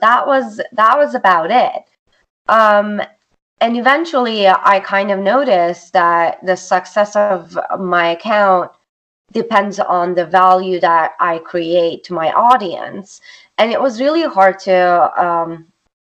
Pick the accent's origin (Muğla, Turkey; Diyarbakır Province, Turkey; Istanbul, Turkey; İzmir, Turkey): Istanbul, Turkey; first language Turkish; English is a second language; moved away as an adult; also born or lived in New York, United States; now in United States; I'm originally from Istanbul, Turkey. I grew up in Istanbul, came to United States for college, and stayed here